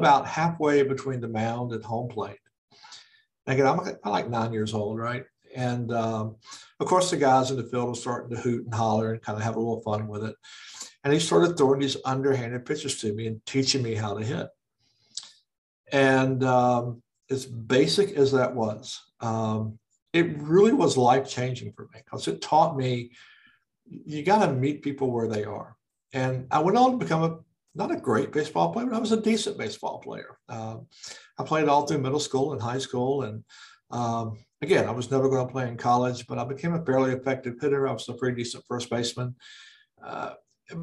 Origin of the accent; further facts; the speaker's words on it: Fredericksburg, Virginia, United States; also born or lived in South Carolina / Chicago; here in my hometown in Fredericksburg, where I live now